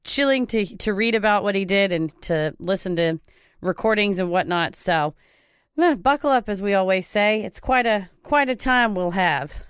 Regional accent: Texas, United States; I'm from Texas. I say Loveland.

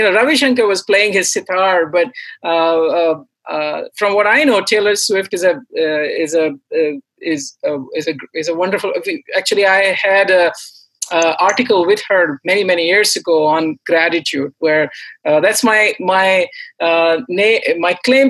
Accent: India; I came from India, so I listened to classical, Indian music and all the contemporary singers there.

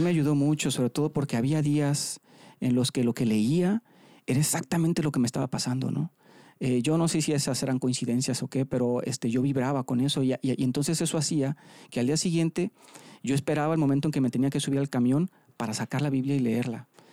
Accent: La Paz, Baja California Sur, Mexico; moved away as an adult; now in Monterrey, Mexico; yo soy de La Paz, Baja California Sur. Ahí, me, ahí nací, ahí me crié hasta los 18 años.

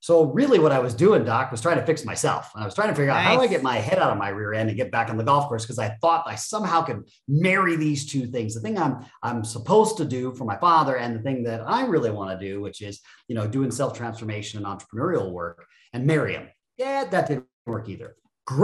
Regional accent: Japan; also born or lived in Germany / Phoenix, United States / Florida, United States; The snapshot is I was born in Phoenix, but I was raised in Japan and Germany for about the first 10 years of my life.

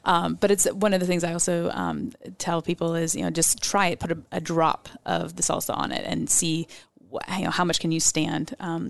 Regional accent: Mexico; everything growing up in Mexico.

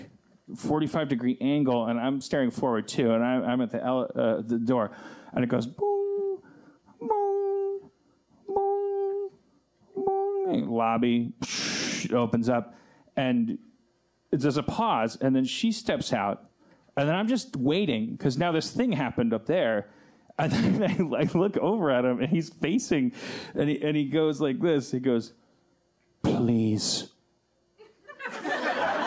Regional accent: United States; I'm American

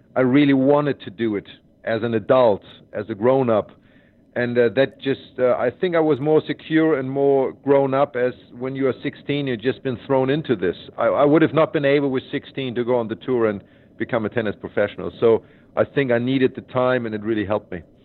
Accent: Hamburg, Germany; Hamburg at my hometown tournament was the most important for me because I went there as a seven year old kid

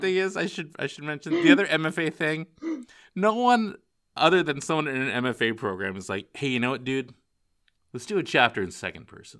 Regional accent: Northern California, United States; now in Palm Springs, United States; I grew up in Northern California

